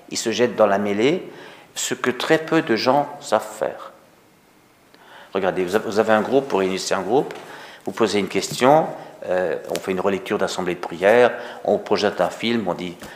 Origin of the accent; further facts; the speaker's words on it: Paris, Île-de-France, France; non, je n'ai je pas d'accent alsacien, je ne viens pas d'Auvergne. Euh, non, non. Euh, moi aussi, je suis parisien.